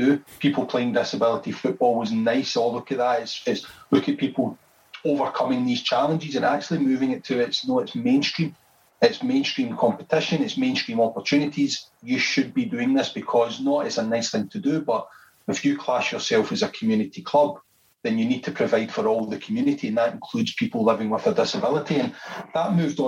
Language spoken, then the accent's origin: English; Scotland, United Kingdom; I'm from Scotland